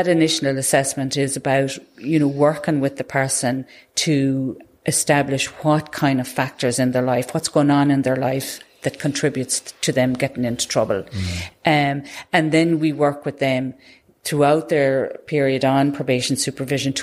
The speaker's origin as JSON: {"language": "English", "area": "Tipperary", "region": "Munster", "country": "Ireland", "tie": "born or raised there", "said": "I was born in and raised and still live in Tipperary."}